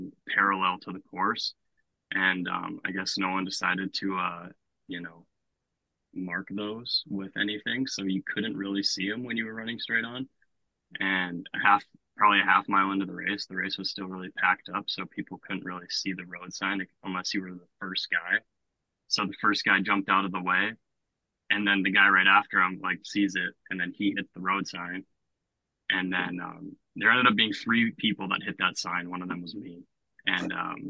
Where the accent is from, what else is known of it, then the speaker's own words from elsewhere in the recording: Grand Forks, North Dakota, United States; in my hometown